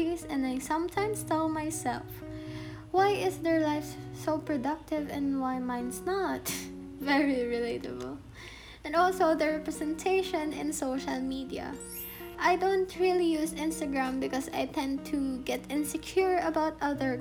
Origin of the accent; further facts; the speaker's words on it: Philippines; being a Filipino